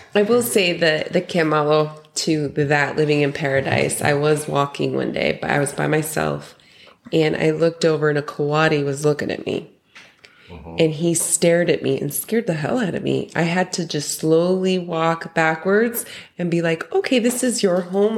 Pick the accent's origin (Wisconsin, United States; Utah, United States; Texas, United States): Utah, United States; now in Mexico; we're originally from Utah